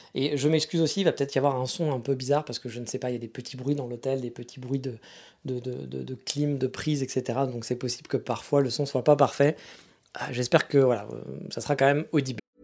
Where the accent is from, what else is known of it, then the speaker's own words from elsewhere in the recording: France; now in Japan; chez nous en France